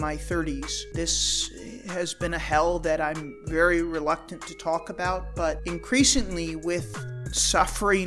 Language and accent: English; United States; And I'm an American